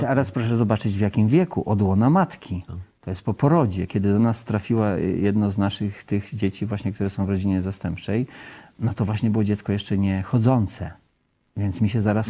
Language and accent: Polish; Kashubia, Pomeranian Voivodeship, Poland; My pochodzimy razem z żoną z Kaszub